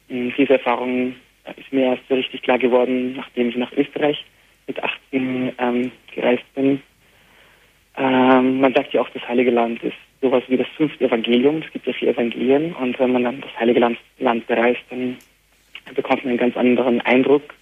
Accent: Beit Jala, West Bank, Palestine; first language Arabic; German is a second language; also born or lived in Jerusalem; Ich bin in Jerusalem geboren. Du bist in Jerusalem geboren. Genau, und in Bethlehem aufgewachsen. Und zwar in Bejala, das ist ein Nachbarort von Bethlehem, sozusagen wie eine Zwillingsstadt.

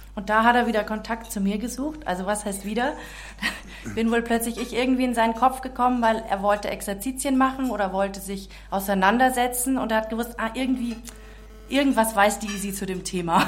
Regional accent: Czechia; also born or lived in Munich, Germany; now in Augsburg, Germany; Ich bin in München geboren, mhm. echte Münchnerin, bin aber dann in Tschechien aufgewachsen

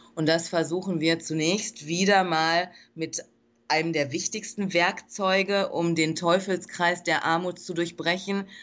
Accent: Germany; moved away as an adult; now in Dominican Republic; ich bin Deutsche, ich bin aus Deutschland entsandt worden von der NPH Kinderhilfe

